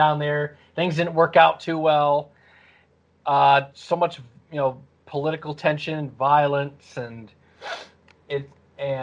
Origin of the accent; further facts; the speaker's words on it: Detroit, Michigan, United States; Where am I from? Detroit. Well, outside right. Detroit